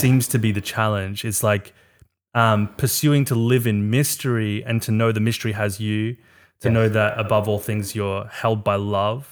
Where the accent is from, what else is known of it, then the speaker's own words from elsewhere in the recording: South Africa; I'm from South Africa